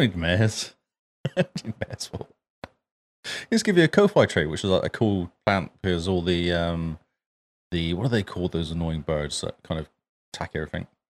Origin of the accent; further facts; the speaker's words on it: England, United Kingdom; now in New Zealand; I'm English as well